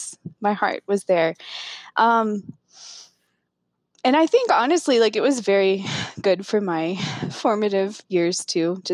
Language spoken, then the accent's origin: English; Northern Colorado, United States; also born or lived in Philippines; I grew up in Northern Colorado in a rural community